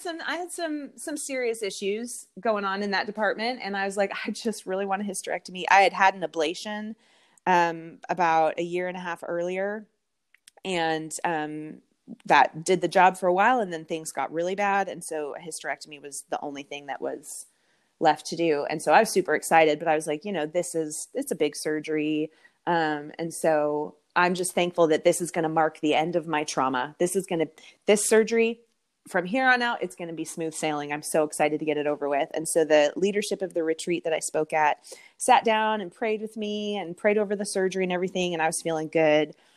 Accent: Canada; moved away as an adult; now in Texas, United States; I'm from Canada. Um, I grew up in Canada

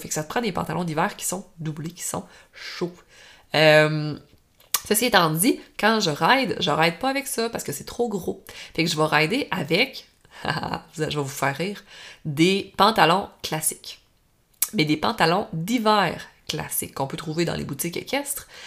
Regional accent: Normandin, Quebec, Canada; je viens du lac Saint-Jean, je viens euh, proche de Normandie

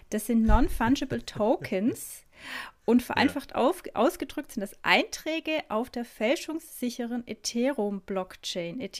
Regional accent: Stuttgart, Baden-Württemberg, Germany

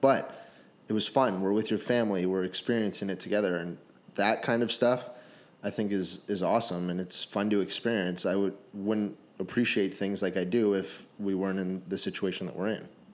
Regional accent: Canada; I'm Canadian

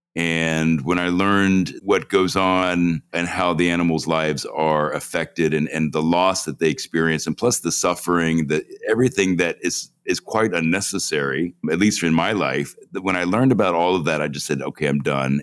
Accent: Cincinnati, Ohio, United States; moved away as an adult; also born or lived in New York; growing up in Cincinnati

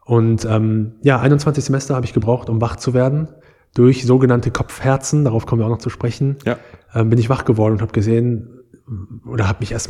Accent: Aachen, North Rhine-Westphalia, Germany; Ich bin gebürtiger Aachener, Escher Jung. Ähm, also wirklich hier sehr repräsentativ. Ich liebe meine Stadt, ich liebe die Kaiserstadt Aachen. Bin hier groß geworden, zum Großteil.

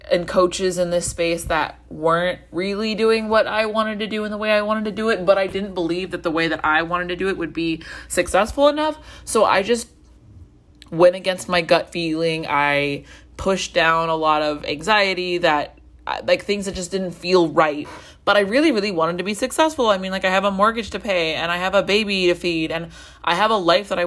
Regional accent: Colombia; Um, I grew up in Colombia and I didn't speak Spanish for a really long time.

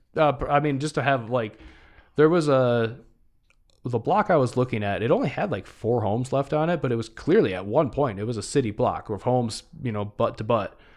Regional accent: Michigan, United States; my home state

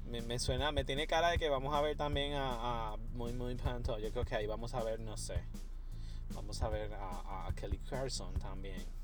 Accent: Puerto Rico; yo, sé que tú eres boricua, nosotros somos boricua, pero hello.

